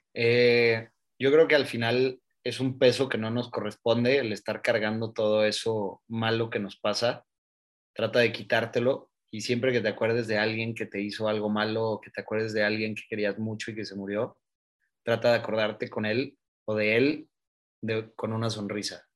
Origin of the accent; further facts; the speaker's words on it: Oaxaca, Mexico; yo soy de Oaxaca y en Oaxaca tenemos una cierta manera de celebrar la vida